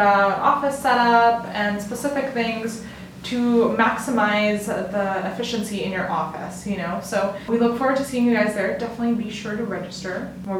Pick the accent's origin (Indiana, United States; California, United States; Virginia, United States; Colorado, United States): Colorado, United States; Denver suburb; I am from Denver-ish. Like a suburb of Denver, but basically Denver.